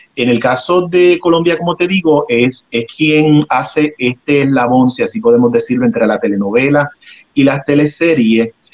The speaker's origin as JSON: {"language": "Spanish", "country": "Puerto Rico", "tie": "born or raised there", "moved": "yes", "lives_now": "Los Angeles, United States", "said": "Yo resido en Los Ángeles, pero soy eh, oriundo de Puerto Rico"}